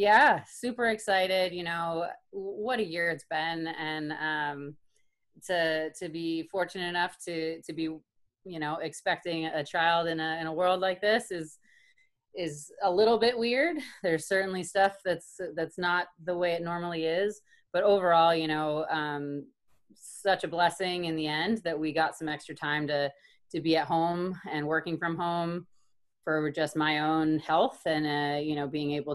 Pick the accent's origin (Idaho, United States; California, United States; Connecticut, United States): Connecticut, United States; Killingworth; I'm originally from Connecticut, grew up in a small town, Killingworth